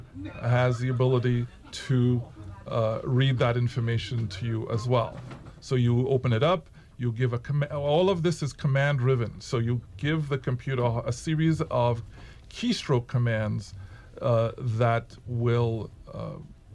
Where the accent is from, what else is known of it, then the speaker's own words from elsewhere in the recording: Trinidad & Tobago; moved away; also born or lived in United States; as a Trinidadian citizen